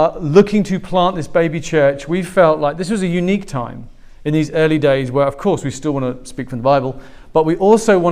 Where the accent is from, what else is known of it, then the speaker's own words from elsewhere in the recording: England, United Kingdom; moved away; I'm not Australian, I'm English.